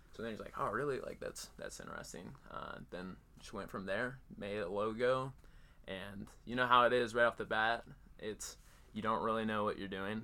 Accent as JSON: {"language": "English", "town": "Cedar Falls", "region": "Iowa", "country": "United States", "tie": "born or raised there", "said": "I grew up in Iowa, Cedar Falls, still live there right now."}